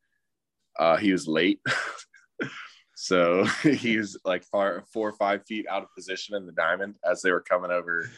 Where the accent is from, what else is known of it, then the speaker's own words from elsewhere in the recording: Atlanta, Georgia, United States; also born or lived in Virginia Beach, Virginia / Newport, Rhode Island; I was born in Virginia Beach and then we moved to Atlanta in 2001, September 11th, 2001, we moved into our house